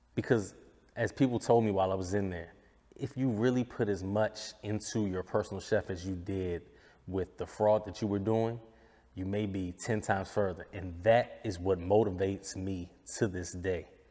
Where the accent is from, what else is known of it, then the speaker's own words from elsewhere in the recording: United States; I'm an American